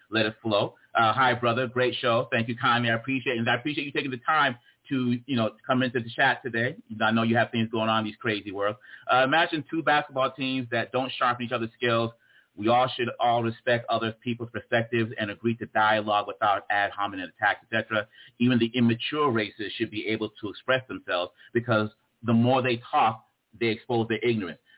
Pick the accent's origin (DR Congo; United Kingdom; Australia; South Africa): DR Congo; also born or lived in Boston, United States; I was born and raised in the Congo. I wasn't born, you know, I grew up in the Congo and in Boston on the East Coast.